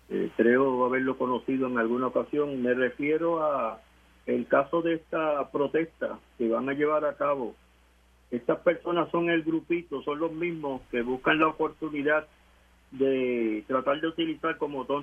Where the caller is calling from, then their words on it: Añasco, Puerto Rico; Buenas tardes … de Añasco.